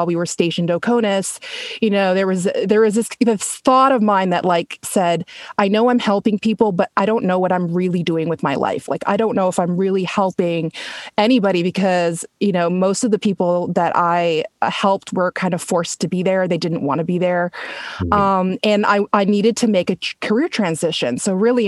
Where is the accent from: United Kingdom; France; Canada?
Canada; Toronto, Ontario; moved away as an adult; also born or lived in New York City; I actually grew up in Canada. I'm from Toronto, Canada, originally.